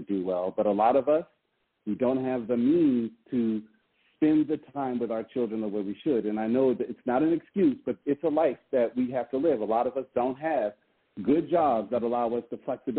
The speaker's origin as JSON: {"language": "English", "region": "Pacific Northwest", "country": "United States", "tie": "born or raised there", "said": "where I grew up in the Pacific Northwest"}